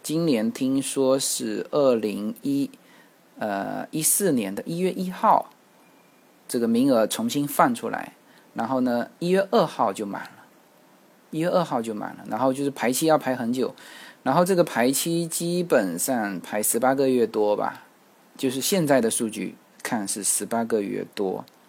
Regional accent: China; 我们大陆这边

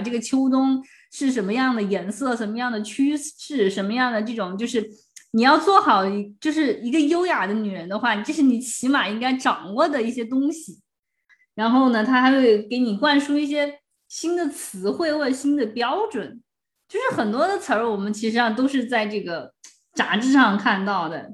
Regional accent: China; 然后要是我们中国人会就觉得呀，好寒酸

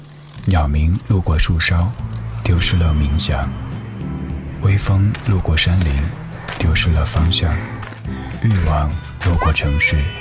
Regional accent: Chengdu, Sichuan, China; 去我的家乡走一走。作为一个成都人，今年才第一次去重庆。

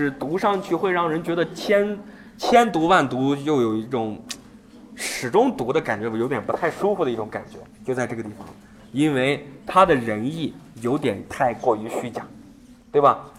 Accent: China; 我们中国人很聪明啊

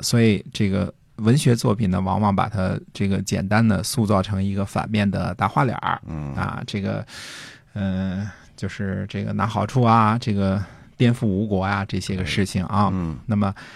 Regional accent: China; 我们中国人

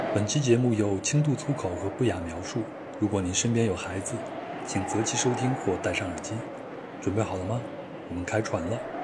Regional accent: Luoyang, Henan, China; 我老家在河南洛阳，我老家那边就是山区了，就小时候从来没有见过大海

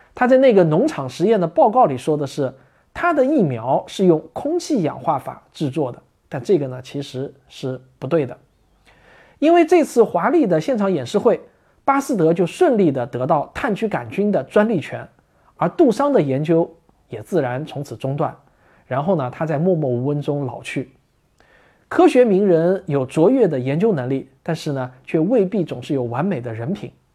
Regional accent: China; 我们中国人

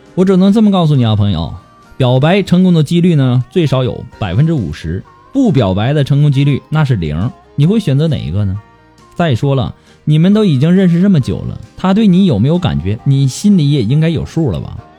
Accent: China; 我们中国人

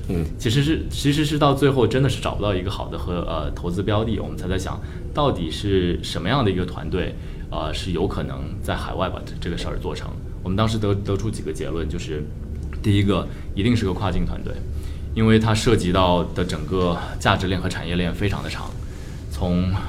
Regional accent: Shenzhen, Guangdong, China; moved away as an adult; now in San Francisco, United States; 本身中国人，我在，呃，深圳出生长大，然后算是一个深圳土著，可能这不是一个特别， 特别常见的一个背景吧，因为深圳毕竟是个移民城市嘛，但我还是有幸在八十年代初， 出生在深圳，然后看着深圳发展起来

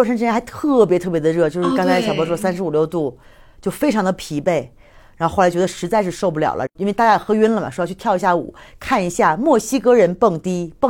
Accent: China; 大部分人，你们那天也体会到那种完全没有觉得我们是中国人就对我们有什么不一样的看法

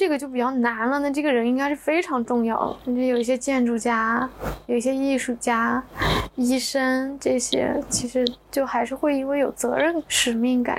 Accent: Hangzhou, Zhejiang, China; 杭州的。

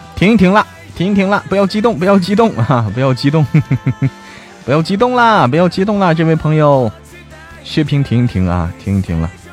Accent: Hebei, China; also born or lived in Shaanxi; now in Chengdu, China; 我是河北的，河北的，河北那个什么的

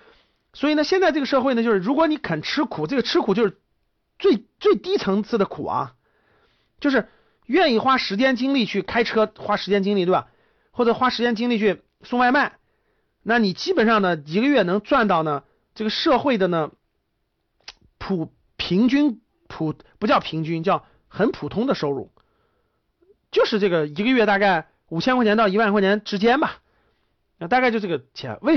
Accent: Shanxi, China; 我们山西啊，我山我老家山西的，我们山西那很正常

